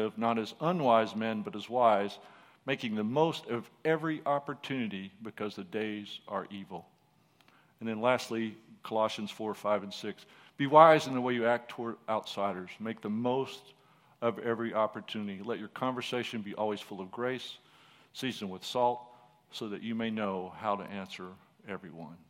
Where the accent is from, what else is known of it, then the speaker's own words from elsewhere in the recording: Texas, United States; first language English; we're from Texas.